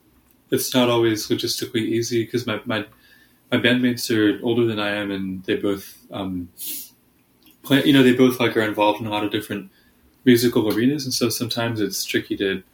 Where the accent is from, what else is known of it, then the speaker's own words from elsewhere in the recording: Houston, Texas, United States; now in Chicago, United States; I'm from Houston, Texas.